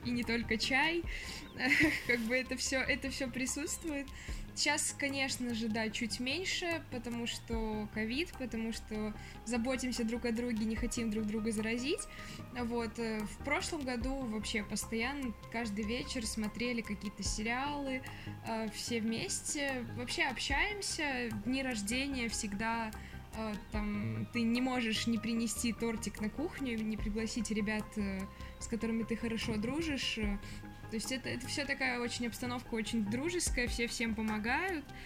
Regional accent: Minsk, Belarus; moved away as an adult; now in Moscow, Russia; я приехала из столицы в столицу, так сказать, из Минска э, в Москву

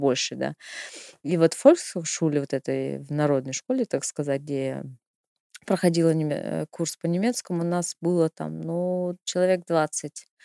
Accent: Irkutsk, Irkutsk Oblast, Russia; moved away as an adult; now in Germany; У нас, э, в Иркутске мы сдавали

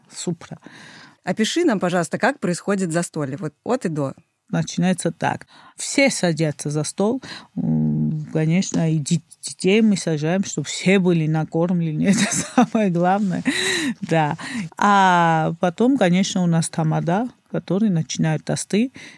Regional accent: Batumi, Adjara, Georgia; А я родился в Батуми. Туристический город.

